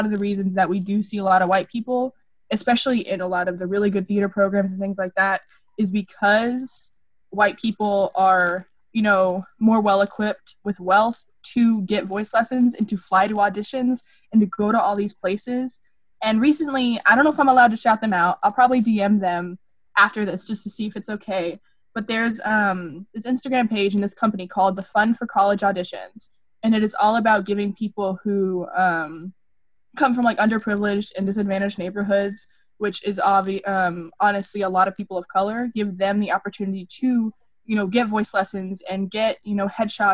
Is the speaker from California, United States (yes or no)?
no; Grand Prairie, Texas, United States; I grew up in Grand Prairie, and I grew up, it's ridiculous, but I grew up in, like, the poorer area